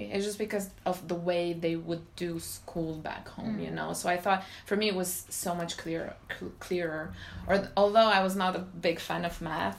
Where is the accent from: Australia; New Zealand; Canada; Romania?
Romania; English is a second language; moved away as an adult; now in France; back home in Romania, because I'm from Romania